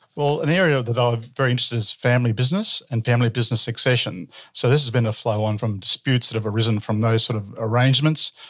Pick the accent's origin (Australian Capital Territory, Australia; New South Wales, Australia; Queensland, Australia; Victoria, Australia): Victoria, Australia; Ballarat; born and bred in Ballarat